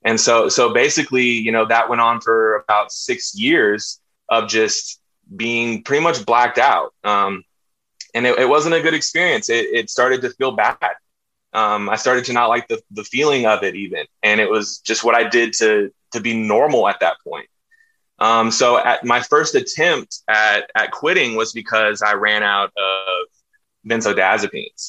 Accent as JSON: {"language": "English", "town": "Austin", "region": "Texas", "country": "United States", "tie": "born or raised there", "said": "I'm from Austin, Texas, very liberal place, very different, grew up in a hippie family."}